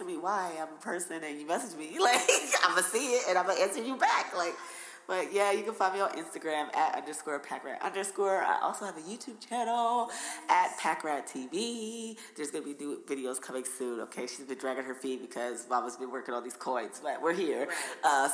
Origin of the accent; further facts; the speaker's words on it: New Jersey, United States; accent: Jersey; I get teased all the time for my accent. It's okay. Jersey Girls is out here